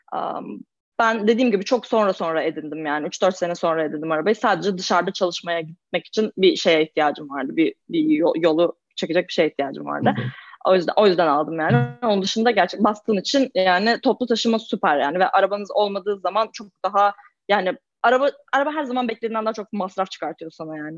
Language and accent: Turkish; Istanbul, Turkey; moved away as an adult; now in Boston, United States; ben İstanbul'um. İstanbul'da doğdum büyüdüm.